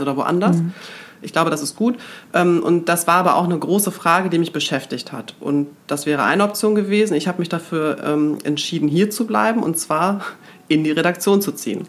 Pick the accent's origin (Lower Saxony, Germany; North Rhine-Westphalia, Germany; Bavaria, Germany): North Rhine-Westphalia, Germany; Münster; also born or lived in Gronau; ich komme aus Münster. Mhm. Und bin da auch in die fünfte Klasse gegangen